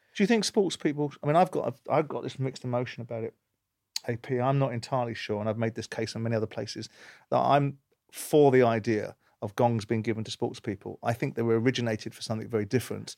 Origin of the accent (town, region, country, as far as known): London, United Kingdom; born or raised there